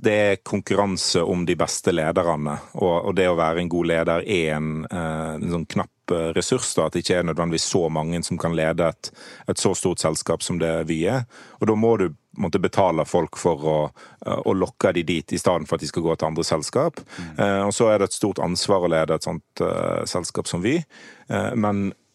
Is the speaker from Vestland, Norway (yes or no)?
yes; Lindås, Vestland, Norway; jeg kommer jo selv fra Nordhordland